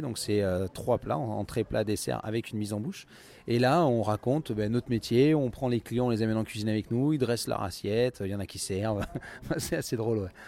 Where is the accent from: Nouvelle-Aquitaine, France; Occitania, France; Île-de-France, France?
Nouvelle-Aquitaine, France; Limousin; moved away as an adult; also born or lived in England / Paris; now in Villejuif, France; je suis originaire du Limousin. Euh, j'ai fait mon école hôtelière hein, dans le Limousin